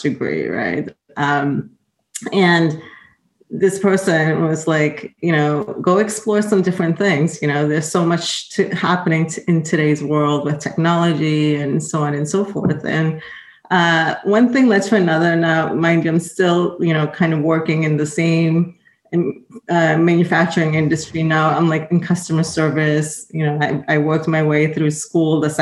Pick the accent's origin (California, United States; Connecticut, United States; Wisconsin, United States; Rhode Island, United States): Rhode Island, United States; moved away as an adult; also born or lived in Boston; I was raised in Rhode Island, went to school